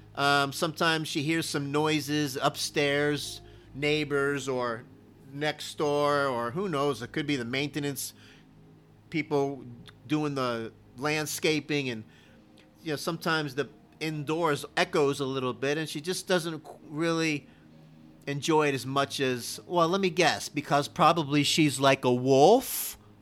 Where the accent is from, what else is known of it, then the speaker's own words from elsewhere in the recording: Miami, Florida, United States; I am from Miami, Florida, and I did play Little League football